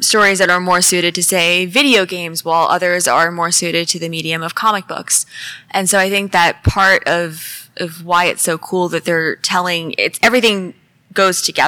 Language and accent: English; California, United States; I am from California